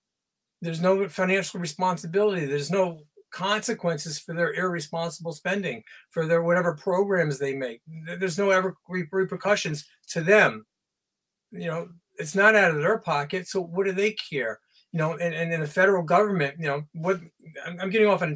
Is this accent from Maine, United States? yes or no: no; Georgia, United States; moved away as an adult; also born or lived in Ohio; now in New York, United States; I'm from Georgia. My childhood was split between Ohio and Georgia.